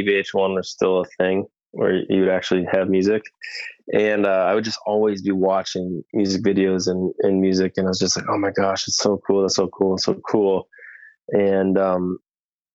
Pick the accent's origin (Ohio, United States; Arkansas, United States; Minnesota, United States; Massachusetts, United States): Minnesota, United States; Rochester; now in Richfield, United States; I'm originally from Rochester